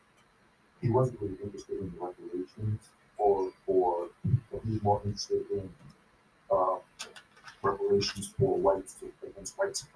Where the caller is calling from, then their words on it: Florida, United States; I'm calling from Florida.